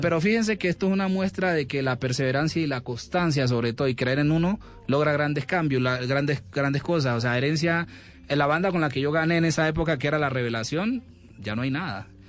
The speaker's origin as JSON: {"language": "Spanish", "town": "Guapi", "region": "Cauca", "country": "Colombia", "tie": "born or raised there", "also_born_or_lived": "Timbiquí", "moved": "yes", "lives_now": "Cali, Colombia", "said": "en Guapi, en la, eso fue en la Casa de la Cultura, estaba por allá yo en cuarto primaria"}